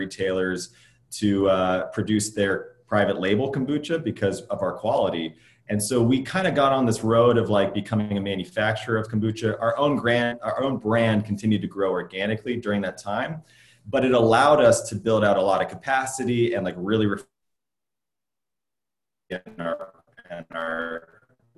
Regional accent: Midwest, United States; now in Los Angeles, United States; I grew up in the Midwest.

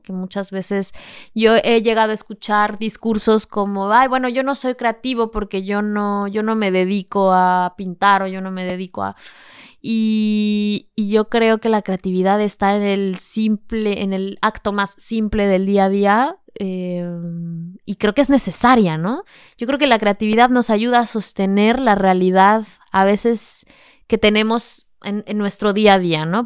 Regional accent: Mexico City, Mexico; moved away as an adult; now in Seville, Spain; Vengo de la Ciudad de México. Yo soy mexicana y vivo en Sevilla

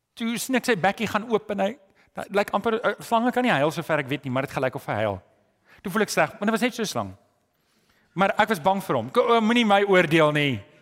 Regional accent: South Africa; Ek weet as Afrikaner

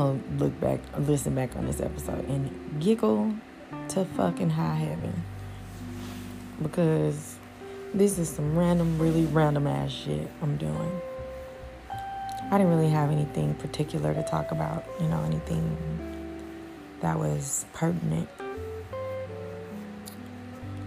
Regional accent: Houston, Texas, United States; I'm from Houston.

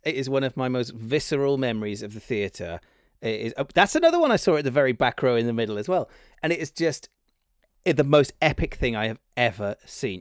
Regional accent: Cardiff, Wales, United Kingdom; moved away as an adult; now in London, United Kingdom; I grew up in Cardiff.

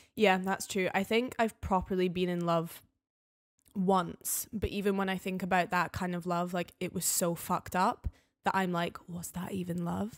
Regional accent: the Highlands, Scotland, United Kingdom; now in Edinburgh, United Kingdom; I'm from the Highlands

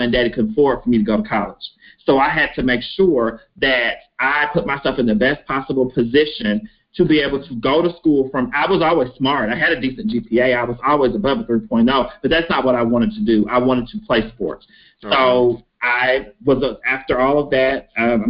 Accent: Henderson, Kentucky, United States; I am from small town USA, Kentucky, Henderson, Kentucky

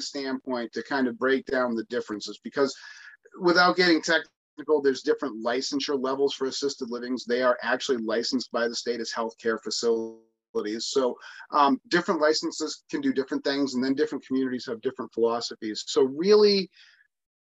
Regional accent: Lakes Region, New Hampshire, United States; growing up in the Lakes region where we grew up

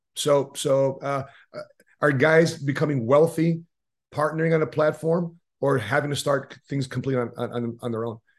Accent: Chicago, Illinois, United States; we're from Chicago.

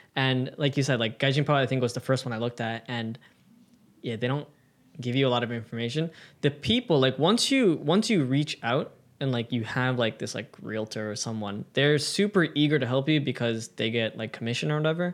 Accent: United States; now in Japan; being an American

